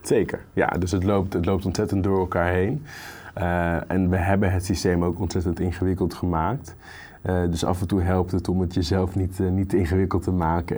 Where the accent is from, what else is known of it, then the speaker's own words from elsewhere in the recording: Groningen, Netherlands; moved away as an adult; Ik ben opgegroeid in Groningen, niet in de stad, maar in de provincie.